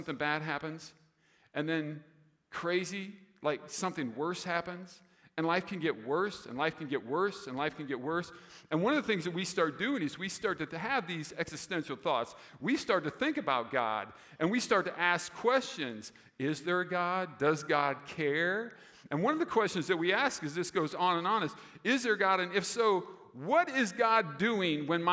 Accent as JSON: {"language": "English", "town": "Des Moines", "region": "Iowa", "country": "United States", "tie": "born or raised there", "also_born_or_lived": "Roseville, Minnesota", "moved": "as an adult", "said": "I grew up in Des Moines, so my father still lives there"}